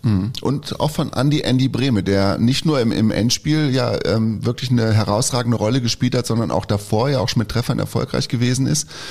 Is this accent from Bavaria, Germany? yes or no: no; Schaumburger Land, Lower Saxony, Germany; in meiner Heimat, ist der aufgewachsen, im Schaumburger Land